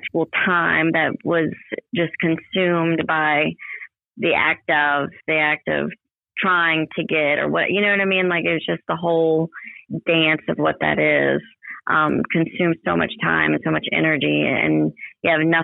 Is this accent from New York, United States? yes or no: no; Ocean Springs, Mississippi, United States; I'm from Ocean Springs, and I've been here a long time, almost my whole life